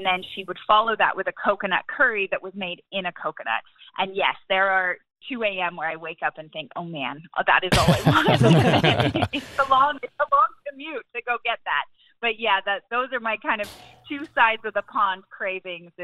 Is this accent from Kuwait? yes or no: no; England, United Kingdom; moved away as an adult; also born or lived in Cambodia; now in United States; I grew up in England